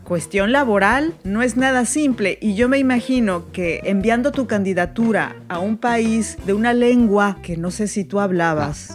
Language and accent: Spanish; Veracruz, Mexico; now in France; como yo de Veracruz